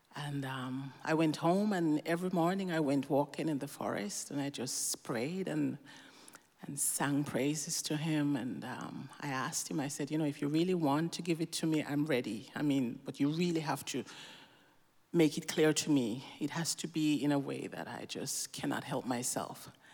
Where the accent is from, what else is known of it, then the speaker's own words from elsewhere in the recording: Jamaica; now in Switzerland; I grew up in Jamaica